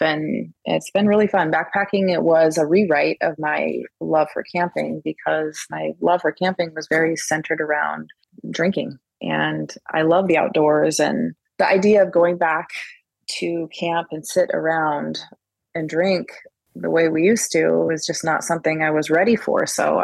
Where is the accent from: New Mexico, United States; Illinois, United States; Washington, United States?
Washington, United States; I am from Washington State, and I've lived here my whole life, Pacific Northwest.